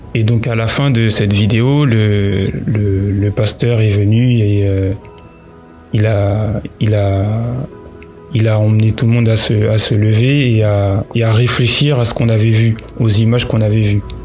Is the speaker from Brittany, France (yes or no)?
no; Paris, Île-de-France, France; je suis né à Paris, donc euh, en France